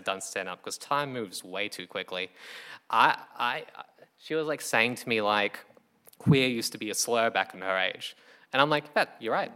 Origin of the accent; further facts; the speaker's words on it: Townsville, Queensland, Australia; moved away as an adult; now in Brisbane, Australia; I'm from Townsville.